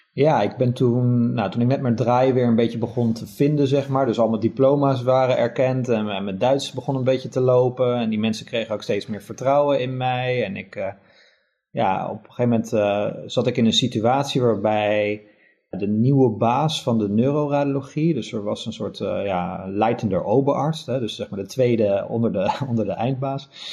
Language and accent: Dutch; Netherlands; moved away as an adult; also born or lived in Germany; als Nederlander